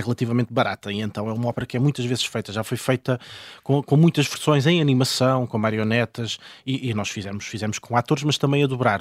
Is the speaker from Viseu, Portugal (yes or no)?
no; Loulé, Algarve, Portugal; now in Lisbon, Portugal; eu sou de Lolé e vivo na Duque de Lolé